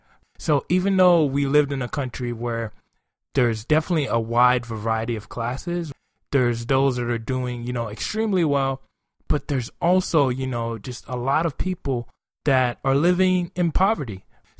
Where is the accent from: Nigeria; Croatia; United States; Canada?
Nigeria; moved away; growing up in Nigeria